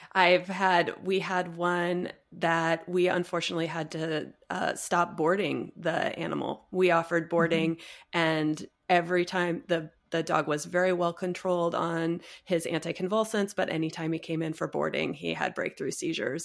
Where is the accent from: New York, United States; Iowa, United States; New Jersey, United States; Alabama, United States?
Iowa, United States; Cedar Rapids; moved away as an adult; now in Las Vegas, United States; I'm actually from Iowa. So, I was born in Cedar Rapids and I went to vet school at, at Iowa State.